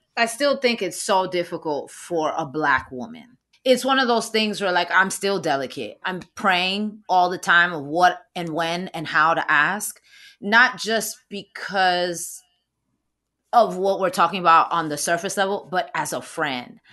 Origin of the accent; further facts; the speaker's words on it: New York City, New York, United States; I'm from the Bronx